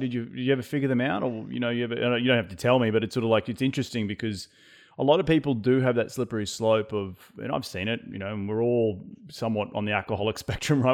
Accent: Australia; being Australian

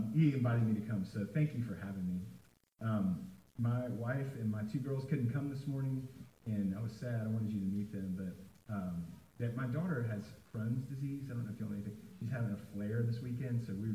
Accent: Nashville, Tennessee, United States; I am from Nashville. And I grew up in Nashville

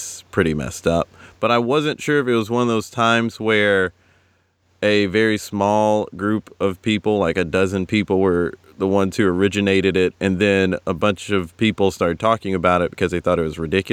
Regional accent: South Carolina, United States; also born or lived in Greenville, South Carolina; I said, South Carolina.

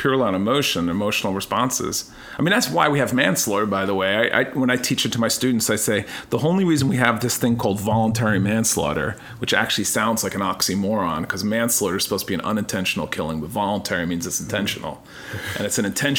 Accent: United States; Americans, I think, just by nature, we love theater and movies and drama

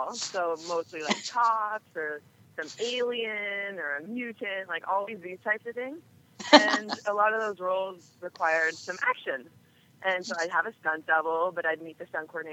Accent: Edmonton, Alberta, Canada; moved away; also born or lived in Toronto; I grew up in Edmonton, Alberta, in Canada

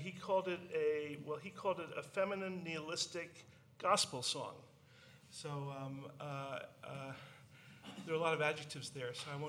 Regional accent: New York City, New York, United States; it was being a New Yorker and being old enough to remember that kind of communal situation

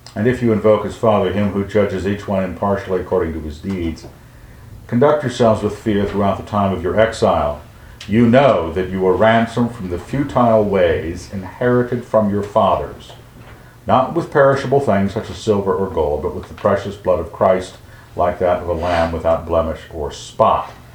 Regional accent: Western United States, United States; growing up in the Western United States

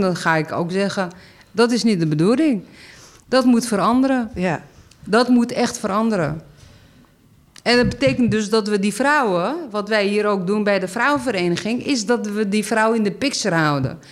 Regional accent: Amsterdam, North Holland, Netherlands; ik kom uit Zuid. ik woon hier en ik ben hier actief

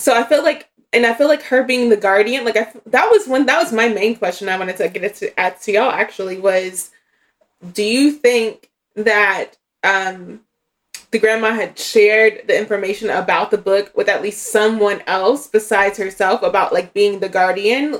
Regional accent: Tennessee, United States; my small town in Tennessee

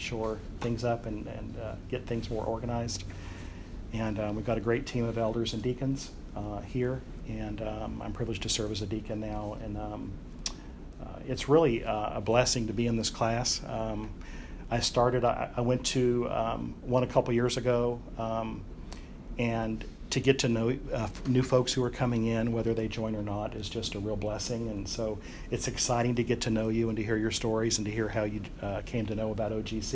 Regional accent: Gainesville, Florida, United States; I was born in Gainesville

